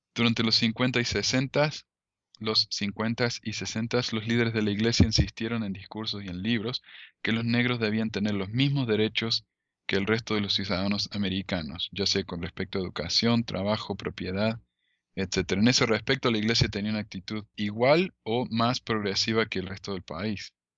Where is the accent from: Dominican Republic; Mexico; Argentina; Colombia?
Argentina; now in United States; yo soy de, Argentina, ¿no? De descendencia árabe